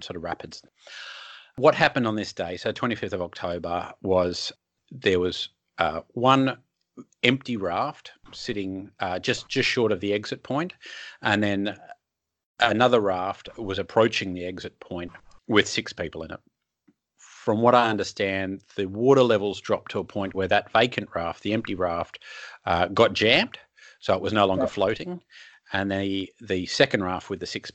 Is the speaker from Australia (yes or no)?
yes; Sydney, New South Wales, Australia; I grew up in Sydney